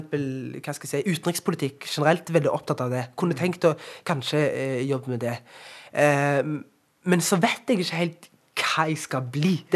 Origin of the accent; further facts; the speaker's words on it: Norway; Hver gang jeg reiser ut av landet, så blir jeg stolt over at jeg kommer fra Norge.